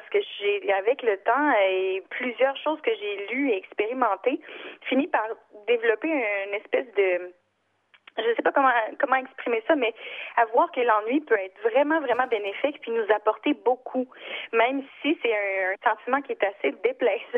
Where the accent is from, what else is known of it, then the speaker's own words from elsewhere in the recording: Gaspésie, Quebec, Canada; moved away; Moi, je viens de la Gaspésie